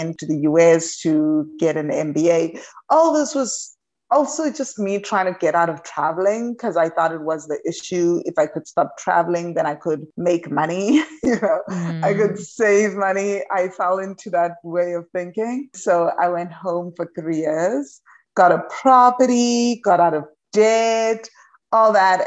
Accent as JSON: {"language": "English", "country": "South Africa", "moved": "as an adult", "lives_now": "Huatulco, Mexico", "said": "I am originally from South Africa"}